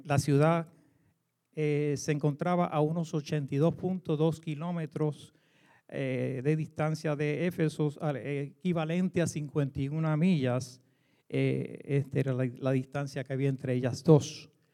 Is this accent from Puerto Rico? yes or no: yes; Puerto Rico; moved away; como decimos en Puerto Rico